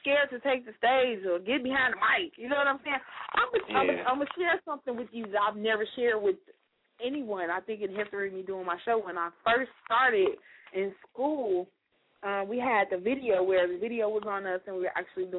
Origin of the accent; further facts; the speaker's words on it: Chicago, Illinois, United States; moved away as an adult; now in Georgia, United States; I'm from Chicago